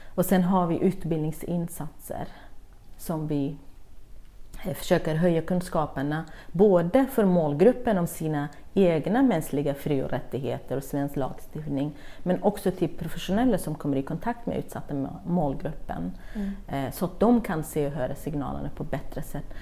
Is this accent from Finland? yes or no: no; Kurdistan Region, Iraq; Swedish is a second language; now in Sweden; jag växte upp i södra Kurdistan, eller Irak